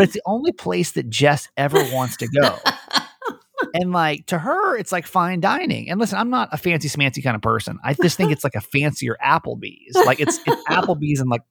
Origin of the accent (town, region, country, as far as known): Georgia, United States; born or raised there; moved away